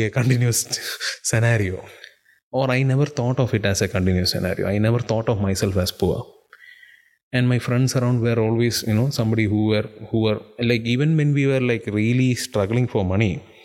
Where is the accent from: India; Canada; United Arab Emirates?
United Arab Emirates; Dubai; moved away; I was born and brought up in Dubai